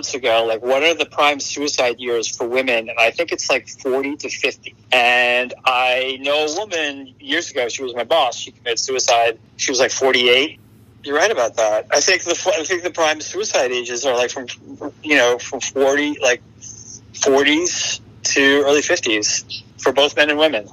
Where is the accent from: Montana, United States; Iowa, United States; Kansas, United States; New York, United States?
New York, United States; Long Island; also born or lived in Brooklyn, New York; I'm from New York. I'm from the suburbs of New York.